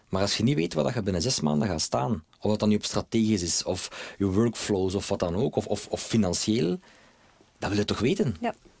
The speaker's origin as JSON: {"language": "Dutch", "country": "Belgium", "said": "Wij als Belgen"}